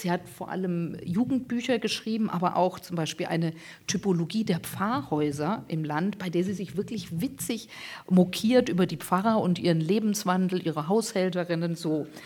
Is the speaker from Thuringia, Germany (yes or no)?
no; Hesse, Germany; Und ich bin in Hessen zur Schule gegangen, die, die meiste Zeit meiner Schulzeit